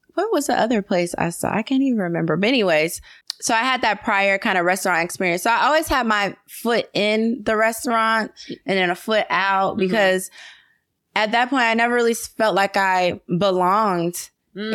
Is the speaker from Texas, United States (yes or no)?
no; Atlanta, Georgia, United States; I was born and raised in Atlanta